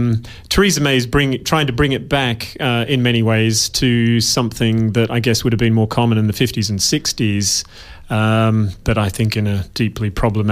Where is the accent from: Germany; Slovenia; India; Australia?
Australia; Western Australia; accent: somewhat British; moved away as an adult; also born or lived in United Kingdom; No, I'm Australian, born and bred, deep in my genes.